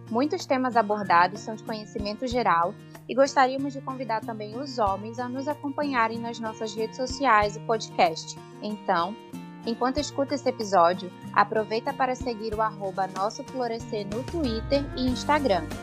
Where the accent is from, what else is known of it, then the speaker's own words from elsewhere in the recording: São Paulo, Brazil; Eu sou de São Paulo e eu sou da Assembleia de Deus